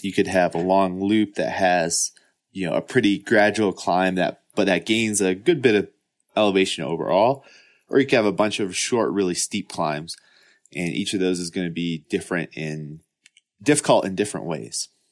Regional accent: Midwest, United States; I grew up in the Midwest

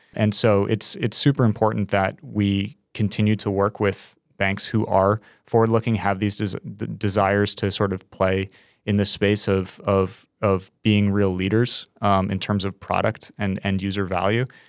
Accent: New York, United States; As a New Yorker

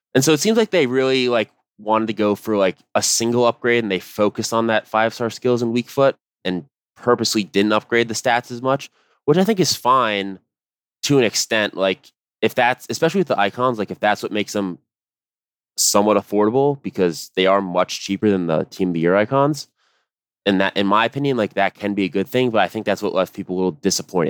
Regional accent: United States; as an American

